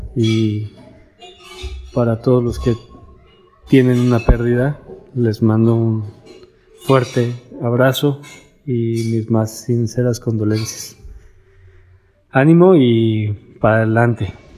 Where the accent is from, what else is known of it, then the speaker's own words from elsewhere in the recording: Mexico; ser mexicanos es nuestro superpoder